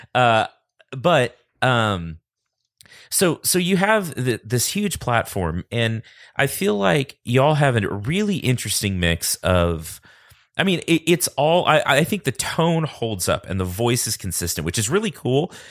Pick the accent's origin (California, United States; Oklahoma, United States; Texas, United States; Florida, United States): Texas, United States; I grew up in Texas